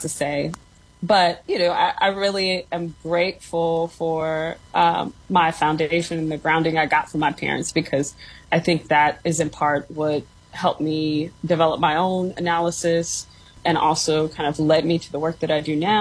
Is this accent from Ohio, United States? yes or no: no; Gary, Indiana, United States; I grew up in Gary in the late 80s, early 90s.